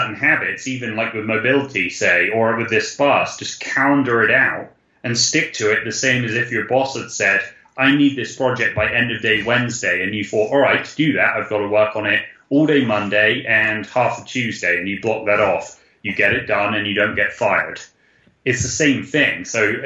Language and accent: English; United Kingdom; we're British